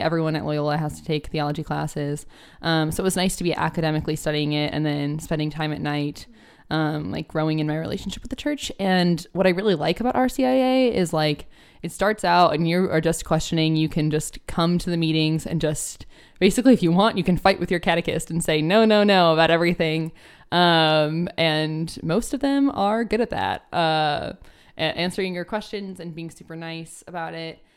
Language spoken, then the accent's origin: English; Northwest Indiana, United States; My uh, area that I grew up in in Northwest Indiana is pretty Catholic